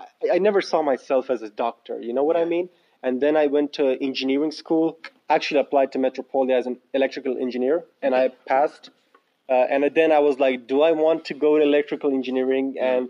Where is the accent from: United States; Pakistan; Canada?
Pakistan; now in Finland; we're actually in Finland, and originally I'm from Pakistan